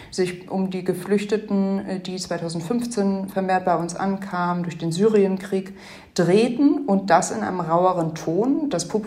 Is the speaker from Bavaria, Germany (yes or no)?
no; Hamburg, Germany; Ich bin in Deutschland, in Hamburg groß geworden.